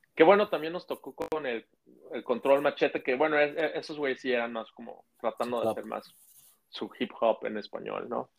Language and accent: Spanish; Mexico; soy de México